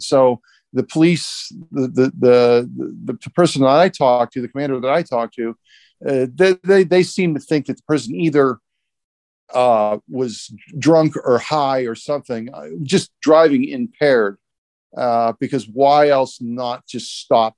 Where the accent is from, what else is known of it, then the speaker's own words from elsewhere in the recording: Warren, Ohio, United States; moved away as an adult; now in Columbus, United States; my hometown in Warren